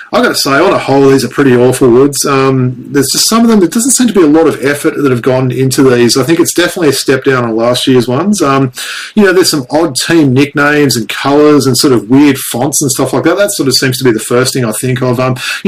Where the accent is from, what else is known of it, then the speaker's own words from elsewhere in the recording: St. Louis, Missouri, United States; That's the colours I first, you know, had when I came over from St. Louis there.